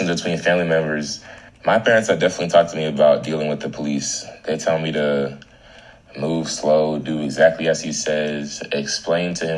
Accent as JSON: {"language": "English", "town": "Tampa", "region": "Florida", "country": "United States", "said": "I am from Tampa, Florida, 813."}